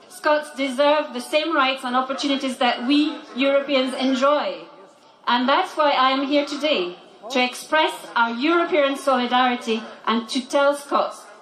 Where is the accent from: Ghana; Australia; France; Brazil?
France; Normandy; now in Scotland, United Kingdom; I'm um, a proud French woman, born and brought up in Normandy in the northwest of France. I am also uh, a very proud Scot, having lived in Scotland for close to 30 years